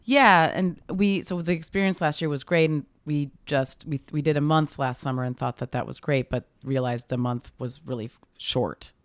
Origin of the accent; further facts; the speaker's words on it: near Chicago, Illinois, United States; growing up near Chicago, we would go into the city a lot